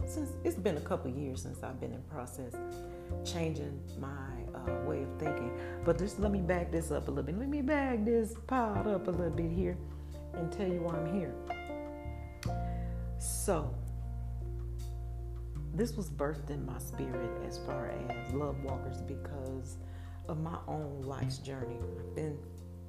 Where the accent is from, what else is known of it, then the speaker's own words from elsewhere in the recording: Milwaukee, Wisconsin, United States; born and raised in Milwaukee, Wisconsin.